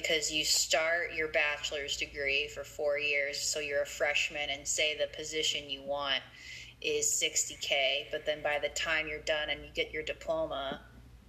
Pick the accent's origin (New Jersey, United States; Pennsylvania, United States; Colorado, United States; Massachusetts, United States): Colorado, United States; we grew up in Colorado, middle of America.